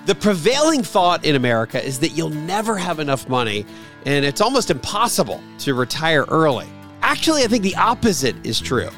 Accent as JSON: {"language": "English", "area": "near Lancaster", "region": "Southeast Pennsylvania", "country": "United States", "tie": "born or raised there", "moved": "yes", "lives_now": "Atlanta, United States", "said": "so I grew up in Pennsylvania, Southeast Pennsylvania. kinda near the Amish country, Lancaster, P"}